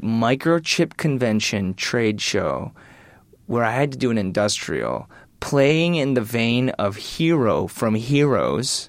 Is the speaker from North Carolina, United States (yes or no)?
no; Michigan, United States; I'm from Michigan